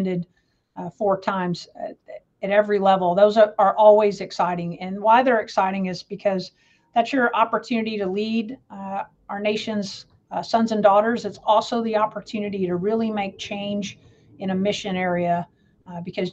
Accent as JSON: {"language": "English", "town": "Jacksonville", "region": "Florida", "country": "United States", "tie": "born or raised there", "also_born_or_lived": "Louisville, Kentucky", "said": "I am a Space Coast baby, which means I grew up in Florida. I was born in Louisville, Kentucky, but my parents, due to my mom's job, we moved to Jacksonville, Florida when I was in the sixth grade"}